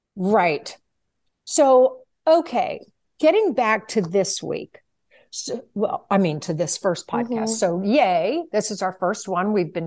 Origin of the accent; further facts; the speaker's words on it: Virginia, United States; when I tell people that I'm originally from Virginia and people say, you don't have a Southern accent.